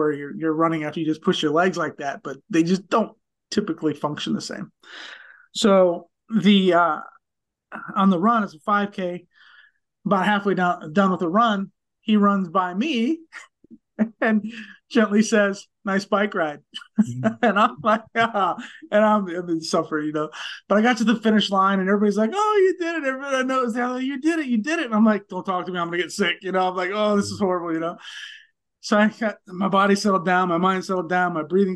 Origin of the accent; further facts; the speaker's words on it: Central Illinois, United States; I grew up in Central Illinois in a cornfield